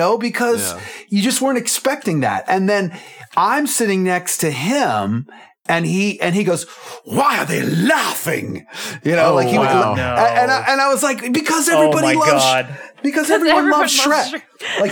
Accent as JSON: {"language": "English", "town": "Clifton", "region": "Virginia", "country": "United States", "tie": "born or raised there", "said": "I grew up in Clifton, Virginia, in Fairfax County, which is close to DC"}